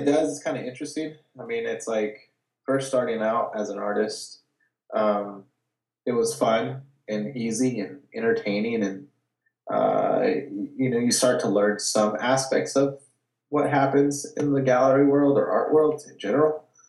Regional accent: Watsonville, California, United States; I grew up in Watsonville. Um, it's it's like an hour and a half south of uh, San Francisco

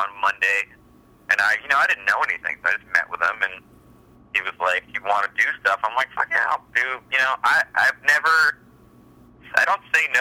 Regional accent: La Crescenta, California, United States; I grew up in La Crescenta

